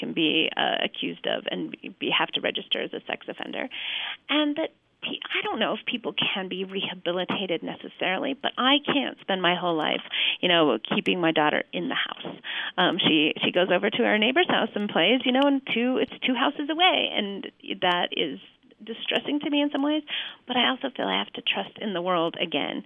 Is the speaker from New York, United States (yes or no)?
no; Salt Lake City, Utah, United States; moved away as an adult; now in Flagstaff, United States; my history as a girl growing up in Salt Lake